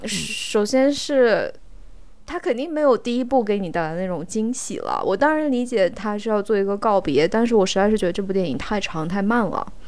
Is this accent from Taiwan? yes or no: no; Xinjiang, China; 我们新疆人是，就是我们的牛，牛奶的那个品质不是很高嘛